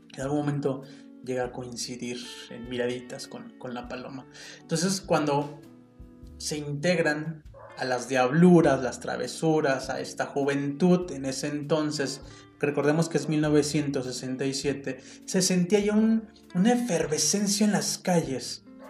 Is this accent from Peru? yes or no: no; Mexico; first language Spanish; soy mexicano